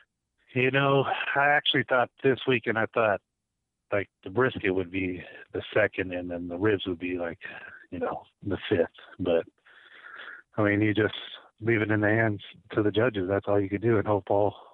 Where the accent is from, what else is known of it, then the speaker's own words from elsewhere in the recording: Fontana, California, United States; we're from Fontana, so it's windy, so we're used to the wind